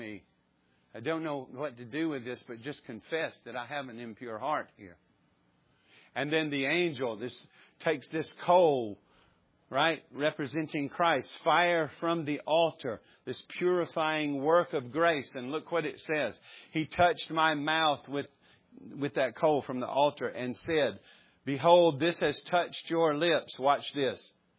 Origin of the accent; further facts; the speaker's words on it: the South, United States; we grew up in the South we grew up around church or in church